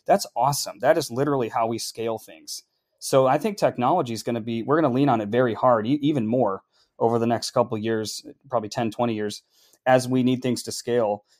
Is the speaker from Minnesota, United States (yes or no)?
yes; Minneapolis, Minnesota, United States; moved away as an adult; also born or lived in California / Duluth; now in Nashville, United States; growing up in Minneapolis and melting pot and the Northerners all around